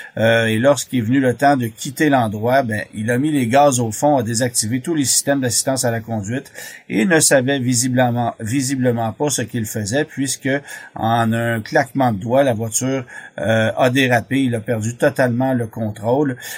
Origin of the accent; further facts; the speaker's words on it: Canada; chez nous au Canada